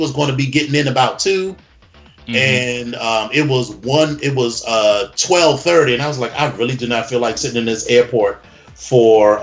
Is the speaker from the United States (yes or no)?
yes; East Coast, United States; I'm from the East Coast.